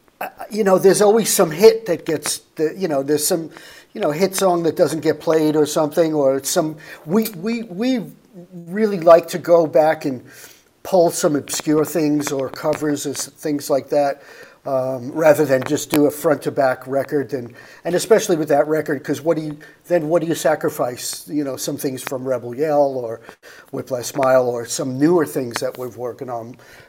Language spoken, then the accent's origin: English; Atlanta, Georgia, United States; I'm from Atlanta, man.